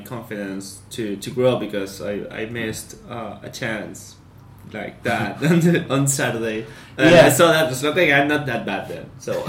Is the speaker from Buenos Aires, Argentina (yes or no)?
no; Entre Ríos, Argentina; I'm from Entre Ríos, so I know the teams from Paraná.